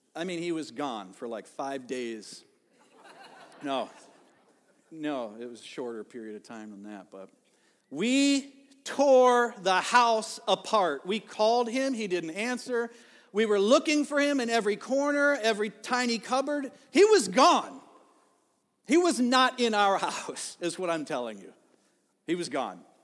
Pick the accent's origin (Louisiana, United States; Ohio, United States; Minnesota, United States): Ohio, United States; now in Elk River, United States; growing up in Ohio